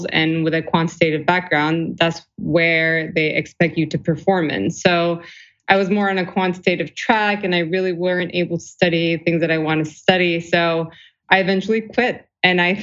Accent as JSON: {"language": "English", "country": "Turkey", "tie": "born or raised there", "also_born_or_lived": "Riverside, California, United States / Chicago suburbs, United States / St. Louis, United States", "moved": "as an adult", "lives_now": "New York City, United States", "said": "I was born in the U.S., but then we moved to Turkey when I was 5. Both my parents are Turkish, and I grew up in Turkey."}